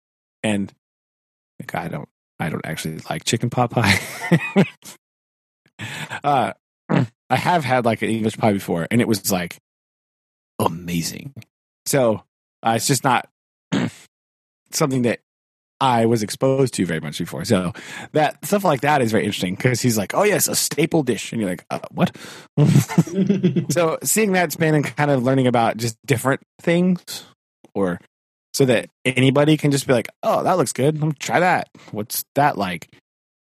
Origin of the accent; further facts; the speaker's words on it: United States; as an American